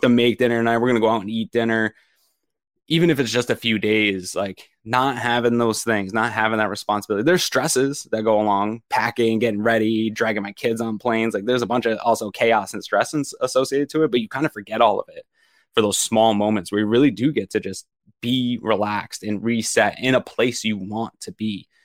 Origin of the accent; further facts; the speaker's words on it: Maine, United States; moved away; we're from Maine